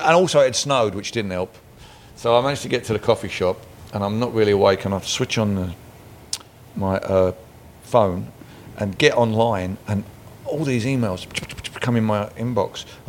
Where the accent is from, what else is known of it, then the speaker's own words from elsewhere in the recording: Canada; I'm like, you know, just being Canadian, you know.